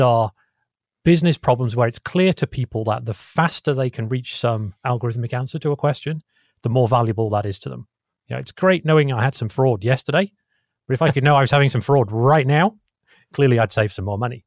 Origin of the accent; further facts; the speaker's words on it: England, United Kingdom; now in California, United States; I'm English originally